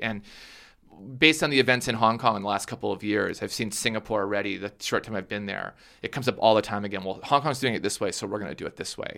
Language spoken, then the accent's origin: English; Minnesota, United States; moved away; I grew up in Minnesota